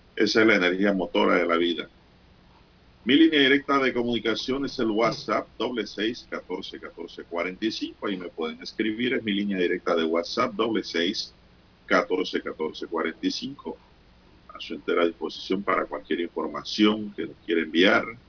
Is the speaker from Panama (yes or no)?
yes; Veraguas, Panama; moved away; mi ciudad natal